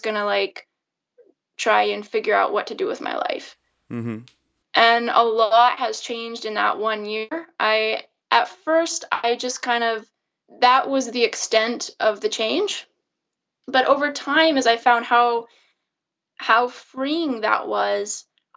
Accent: the Northwest, Pacific Northwest, United States; moved away as an adult; now in Belgium; I grew up in the Northwest in the United States.

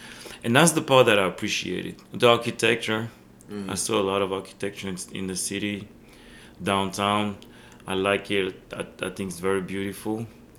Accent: Belgium; born there; Remember, I was born in Belgium, and I always told Belgium invented techno.

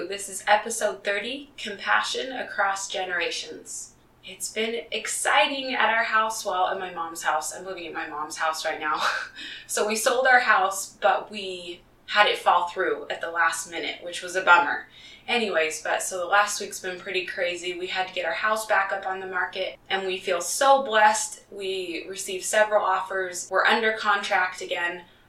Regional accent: Utah, United States; also born or lived in Kansas / Colorado / Texas / Indiana; I was born in Kansas and I spent some time in Colorado as a really young kid, but I don't remember a lot from that time. Where I remember really developing most of my relationships is in Utah mostly

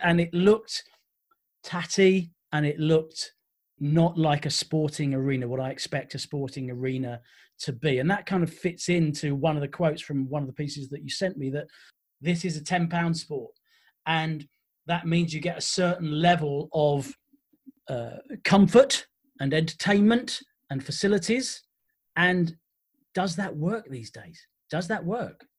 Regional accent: Essex, East of England, United Kingdom; when I was a kid, I grew up in Essex

